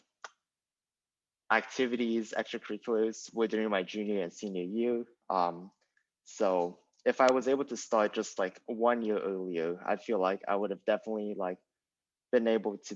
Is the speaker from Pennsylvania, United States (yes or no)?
no; San Diego, California, United States; now in Los Angeles, United States; I grew up in San Diego